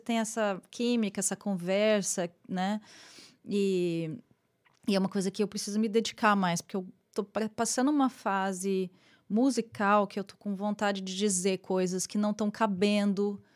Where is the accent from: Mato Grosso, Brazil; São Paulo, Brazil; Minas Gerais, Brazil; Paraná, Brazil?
Paraná, Brazil; Londrina; moved away as an adult; now in New York, United States; como eu sou de Londrina, né? Eu voltei a Londrina